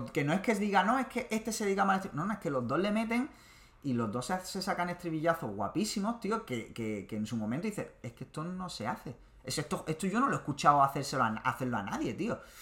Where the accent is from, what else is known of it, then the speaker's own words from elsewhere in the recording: Málaga, Andalusia, Spain; la gente que somos de Málaga